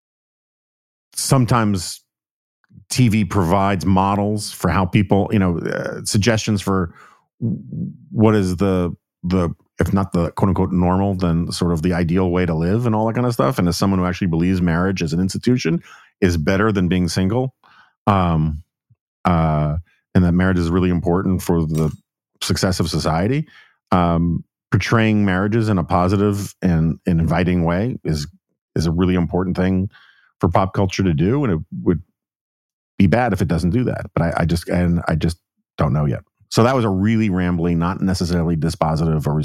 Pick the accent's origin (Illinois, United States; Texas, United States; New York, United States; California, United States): New York, United States; I'm from New York